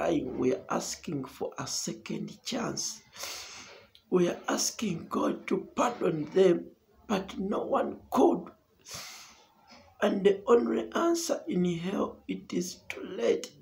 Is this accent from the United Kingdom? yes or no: no; Uganda; from Uganda